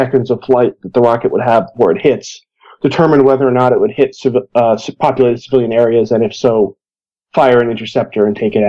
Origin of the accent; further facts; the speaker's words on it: Boston, Massachusetts, United States; now in Israel; I live in Israel, but I'm originally from Boston